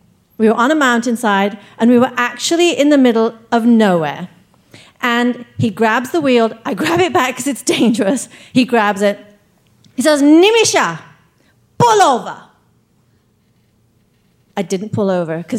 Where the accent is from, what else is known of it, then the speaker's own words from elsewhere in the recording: England, United Kingdom; accent: English; also born or lived in East Africa; now in United States; we moved from India to East Africa, where I was born, then to England, where I got my accent, and then to America